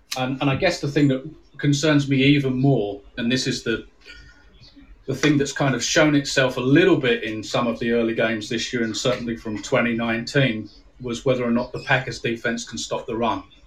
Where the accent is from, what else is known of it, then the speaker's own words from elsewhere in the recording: United Kingdom; I'm from the UK, just north of London